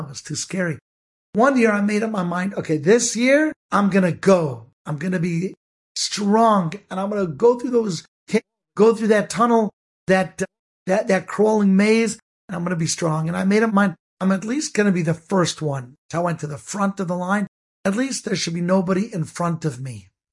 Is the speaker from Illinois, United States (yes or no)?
no; Cleveland, Ohio, United States; I grew up in Cleveland, Ohio